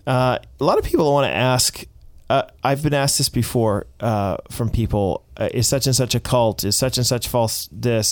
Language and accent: English; United States; I am an American